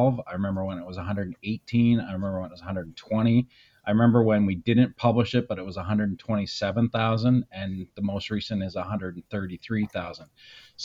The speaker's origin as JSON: {"language": "English", "town": "Saint John", "region": "New Brunswick", "country": "Canada", "tie": "born or raised there", "also_born_or_lived": "Inuvik, Northwest Territories", "said": "I grew up in St. John for the most part."}